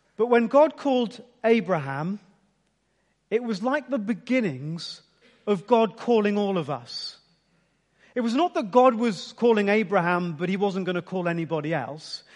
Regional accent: Ipswich, East of England, United Kingdom; I was born in Ipswich, gonna live in Ipswich, gonna live a bit longer in Ipswich

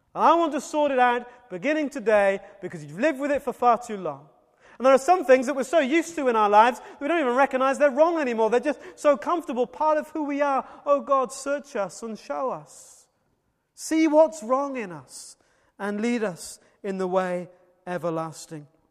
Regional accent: Wales, United Kingdom; as a Welshman

